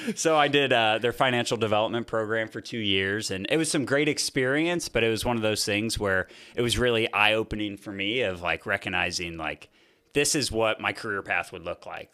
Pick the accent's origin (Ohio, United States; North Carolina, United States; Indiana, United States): Indiana, United States; Fort Wayne; I grew up in Fort Wayne, Indiana.